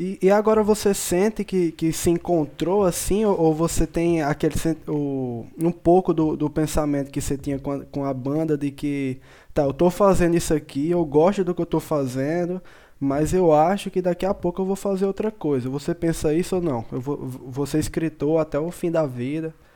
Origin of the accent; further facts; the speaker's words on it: interior of Paraíba, Brazil; eu sou do interior da Paraíba